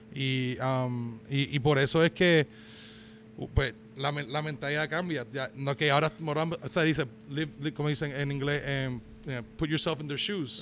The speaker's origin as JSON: {"language": "Spanish", "country": "Puerto Rico", "tie": "born or raised there", "moved": "yes", "lives_now": "Georgia, United States", "said": "yo cuando me crié en Puerto Rico"}